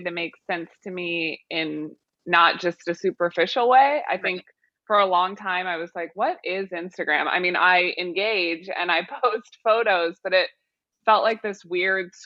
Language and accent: English; Missouri, United States; now in New York, United States; I'm from Missouri, but I live in New York now.